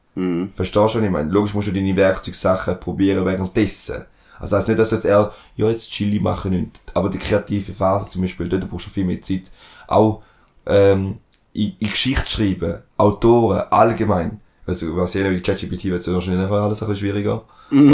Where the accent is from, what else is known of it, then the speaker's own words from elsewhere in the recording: Switzerland; accent: Rheintaler; dann bin ich im Rindtal aufgewachsen, bin im Verein gewesen und dann habe ich ab und zu einen Rintaler Dialekt